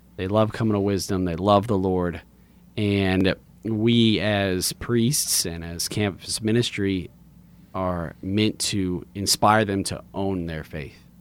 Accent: Lafayette, Louisiana, United States; I grew up in Lafayette, went to public school my whole life, Woodvale, Alamo, Lafayette High

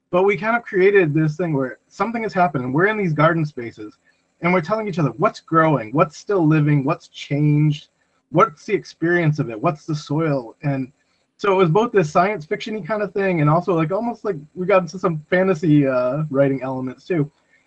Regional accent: New Bedford, Massachusetts, United States; my hometown in New Bedford

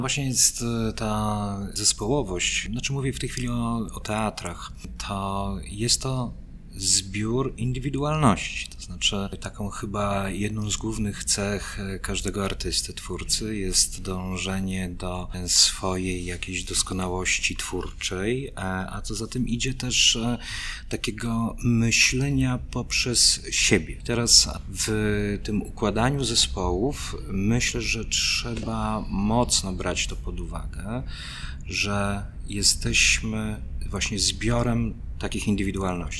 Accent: Brodnica, Kuyavian-Pomeranian Voivodeship, Poland; pochodzę z miejscowości z trójkątnym rynkiem zbrodnicy

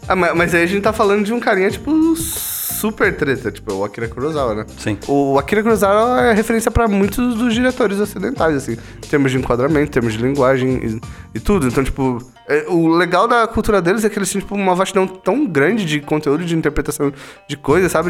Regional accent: Brazil; Sou brasileiro, nasci no Brasil, eu nasci o quê? Ouvindo falar do Saci Pererê, tipo, das lendas indígenas aqui no Brasil

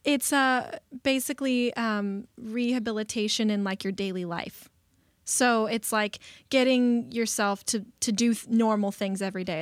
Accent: Burbank, California, United States; I went to Burbank High School. I grew up in the Valley

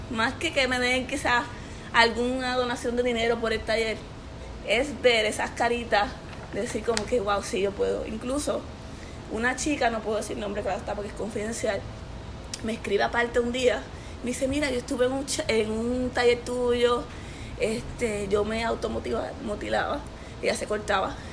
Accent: Corozal, Puerto Rico; now in Miami, United States; Mira, vengo de Corozal, ahora mismo actualmente estoy viviendo en Miami y tengo 28 años.

